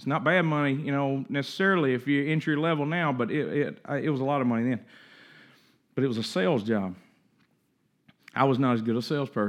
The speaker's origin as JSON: {"language": "English", "town": "Coldwater", "country": "United States", "tie": "born or raised there", "said": "I mean, we grew up in Coldwater. Nobody got no $400 set of knives out there on the kitchen counter."}